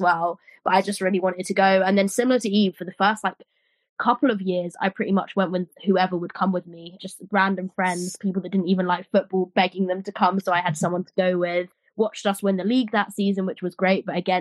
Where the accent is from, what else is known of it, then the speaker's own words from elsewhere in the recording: London, United Kingdom; I grew up in North London